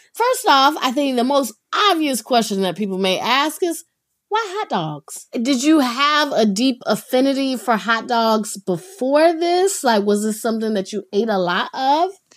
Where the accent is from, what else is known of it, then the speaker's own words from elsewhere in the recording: North Carolina, United States; I grew up in North Carolina